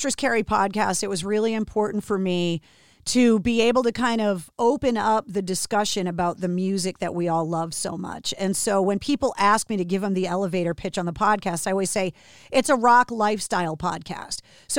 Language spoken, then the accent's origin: English; Massachusetts, United States; And because I was born and raised in Massachusetts, I think there's a lot of people that are surprised how many instruments and how many different companies are kind of centered around the Northeast